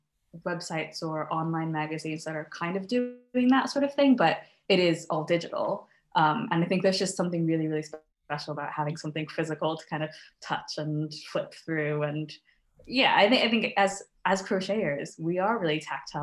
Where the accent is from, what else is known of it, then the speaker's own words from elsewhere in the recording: United States; now in Scotland, United Kingdom; I'm originally from the States, as you can probably tell from my accent